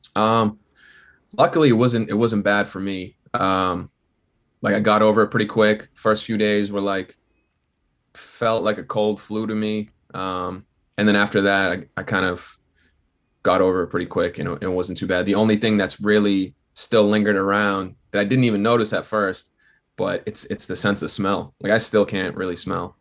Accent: southern New Hampshire, United States; I'm from New Hampshire. It's, like, forty minutes, like, southern New Hampshire, so, like, forty minutes out from Boston

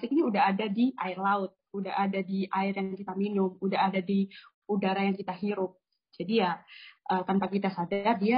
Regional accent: Gresik, East Java, Indonesia; Mungkin kan ada juga ya kalau di daerahku uh, di Gresik itu juga ada suatu mitos.

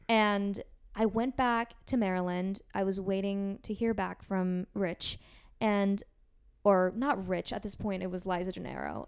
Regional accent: Seoul, South Korea; now in United States; I'm from Seoul, South Korea

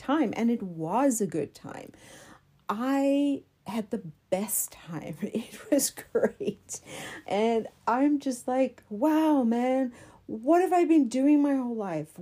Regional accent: South Africa; moved away; I'm from South Africa

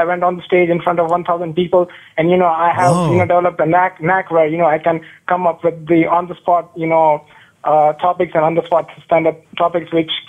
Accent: India; moved away as an adult; now in United States; I'm an Indian student.

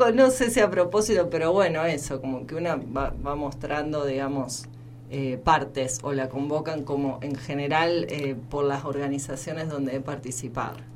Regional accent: Chañar, Santa Fe, Argentina; born there; cuando cuento esto de que nací en Chañar, en, Santa Fe, porque Santa Fe, bueno, digamos, la misma geografía es es muy chata.

